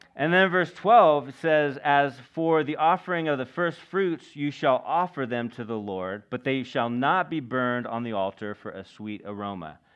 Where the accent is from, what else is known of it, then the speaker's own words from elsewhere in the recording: United States; we're American.